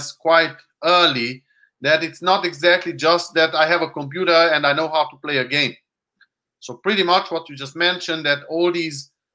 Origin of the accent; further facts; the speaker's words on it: Hungary; English is a second language; moved away; I'm Hungarian